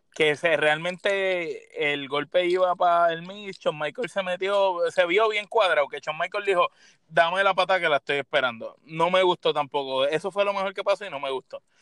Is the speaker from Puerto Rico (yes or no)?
yes; San Juan, Puerto Rico; yo soy de San Juan